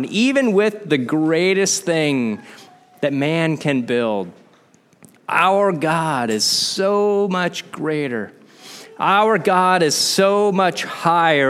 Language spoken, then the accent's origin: English; Midwest, United States; growing up in the Midwest